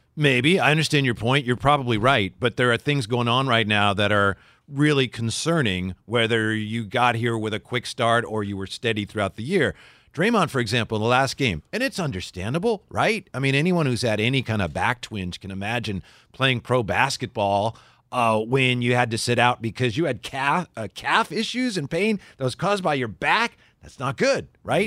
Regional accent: Vallejo, California, United States; we're both from Vallejo

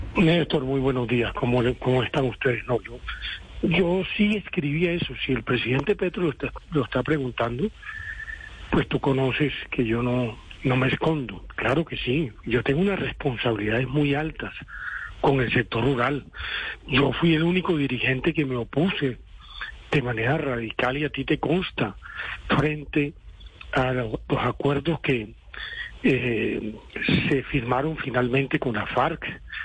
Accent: Colombia; also born or lived in Cesar; yo soy un colombiano que me ha tocado vivir directamente todas las contingencias

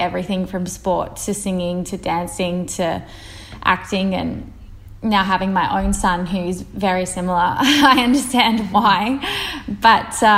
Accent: Melbourne, Victoria, Australia; I grew up out in Park Orchard. So kind of like Ringwood, Donvale way. It's like this tiny little eastern suburbs pocket.

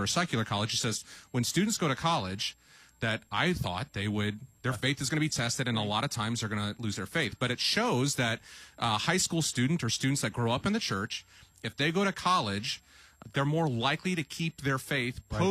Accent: Salem, Illinois, United States; We grew up in Southern Illinois, Salem, Illinois.

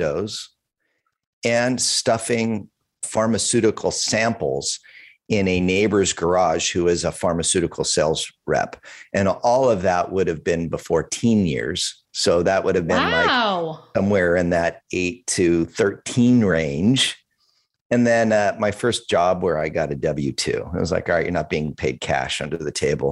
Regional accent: California, United States; moved away as an adult; now in Oregon, United States; I grew up in California. First 30 years were in California, and the last few decades plus have been up in Oregon

